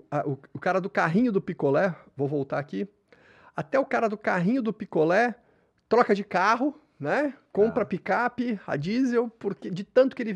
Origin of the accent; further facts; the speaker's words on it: Santos, São Paulo, Brazil; Sou nascido em Santos.